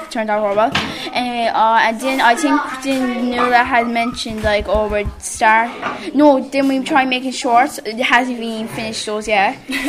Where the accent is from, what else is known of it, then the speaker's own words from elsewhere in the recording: Ballydough, Munster, Ireland; No, I'm from Ballydough.